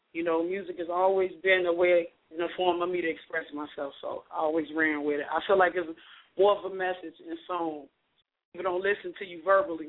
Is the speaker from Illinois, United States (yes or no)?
yes; Chicago, Illinois, United States; I'm from Chicago, Illinois, Southside. Well, I'm from everywhere.